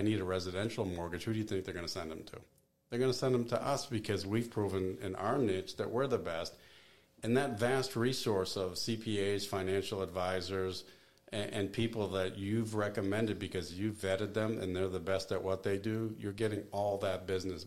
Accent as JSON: {"language": "English", "town": "Boston", "region": "Massachusetts", "country": "United States", "tie": "born or raised there", "also_born_or_lived": "New York / Seattle, Washington", "moved": "as an adult", "lives_now": "Greensboro, United States", "said": "I grew up in Boston, lived in New York, lived in Seattle"}